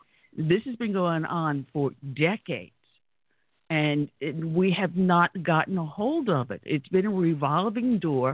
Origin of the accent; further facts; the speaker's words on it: Brentwood, New York, United States; I grew up in Brentwood. It was a bedroom community. My husband grew up in Brentwood. It was a small local bedroom community